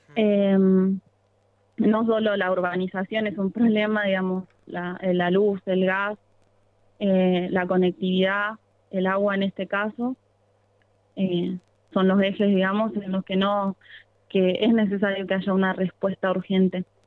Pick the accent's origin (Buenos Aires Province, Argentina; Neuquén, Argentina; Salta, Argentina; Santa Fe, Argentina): Santa Fe, Argentina; Rosario; en Camino Muerto y Fumitas, de donde soy yo